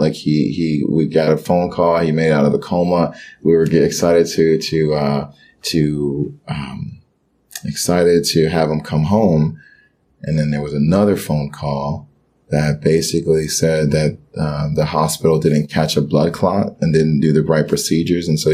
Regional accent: Miami, Florida, United States; English is a second language; Growing up in Miami and being Haitian, we were taught one culture

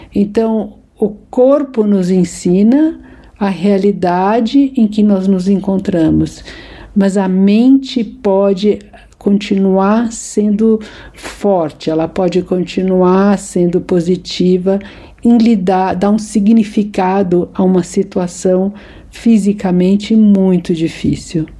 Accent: São Paulo, Brazil; nasci em São Paulo

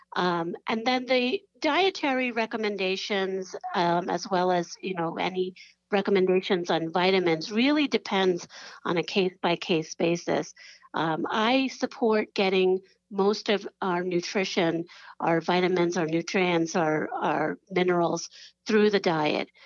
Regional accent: New York, United States; I'm from New York

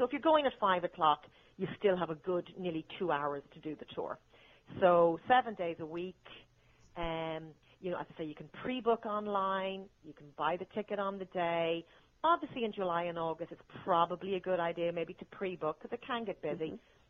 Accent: Ireland; As an Irish person.

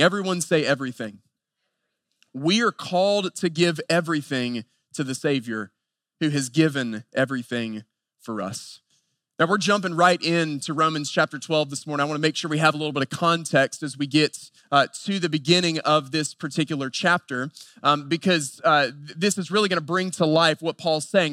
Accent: Western North Carolina, United States; I grew up in Western North Carolina at a very traditional Southern Baptist church

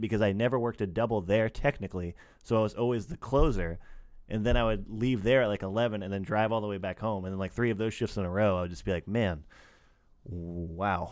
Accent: United States; I'm American

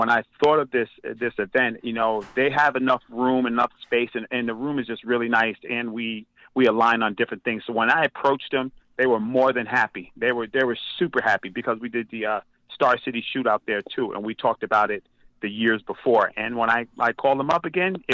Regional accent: United States; Myself being American

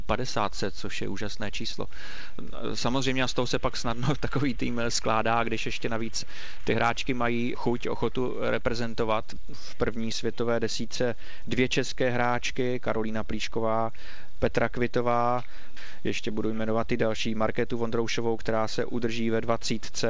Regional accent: Znojmo, South Moravian Region, Czechia; kdy jsem jako malý kluk ještě sledoval, protože pocházím ze Znojma a tam jsme měli velmi dobrý signál rakouské televize

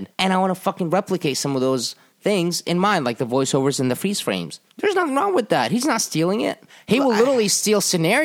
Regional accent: Jordan; moved away; when I was growing up in Jordan in the 80s and 90s

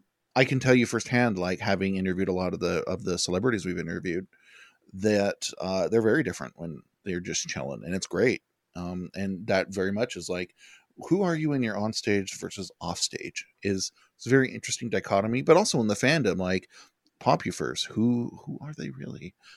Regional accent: Colorado, United States; I'm from Colorado

